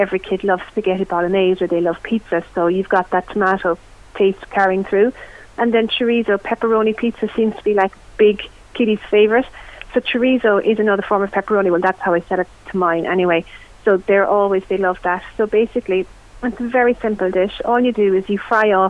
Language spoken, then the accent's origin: English; West Cork, Munster, Ireland; I'm from West Cork